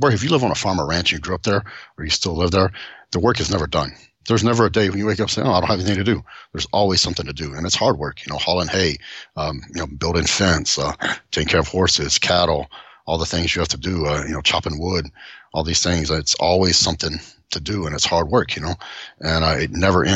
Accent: Seymour, Texas, United States; also born or lived in Tyler, Texas; now in Southlake, United States; I was born in Tyler, Texas, but I grew up in Seymour, Texas

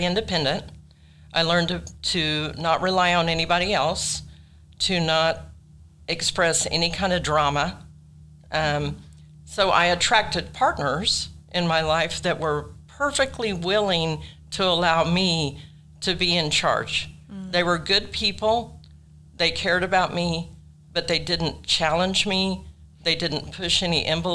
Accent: Tulsa, Oklahoma, United States; I grew up in Tulsa with two very loving parents

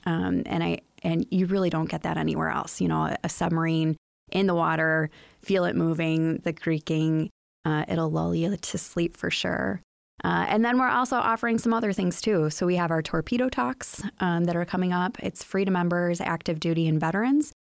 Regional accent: Chicago, Illinois, United States; moved away as an adult; now in Muskegon, United States; I grew up in the Chicagoland area

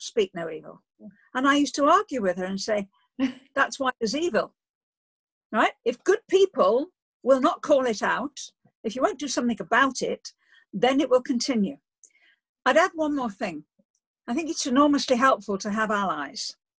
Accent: Liverpool, North West England, United Kingdom; moved away as an adult; also born or lived in Oxford; I grew up in Liverpool

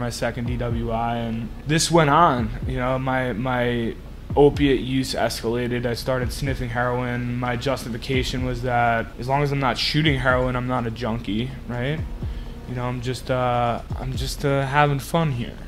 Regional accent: New York, United States; also born or lived in Denver, Colorado; in 2012, I moved back to New York from Denver

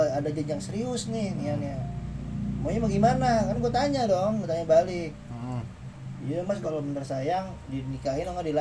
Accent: Java, Indonesia; manggil gue kan karena gue orang Jawa nih

